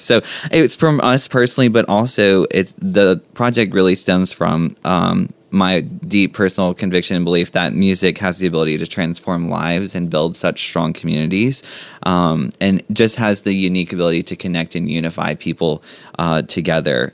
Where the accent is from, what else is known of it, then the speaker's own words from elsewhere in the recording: Jones Springs, Louisiana, United States; also born or lived in Baton Rouge, Louisiana; I grew up in Jones Springs, in the community of Jones Springs. I went to Jones Springs High School